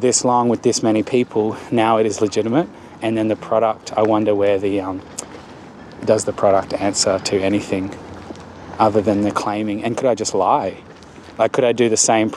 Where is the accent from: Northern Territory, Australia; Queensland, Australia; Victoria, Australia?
Northern Territory, Australia; Darwin; growing up in Darwin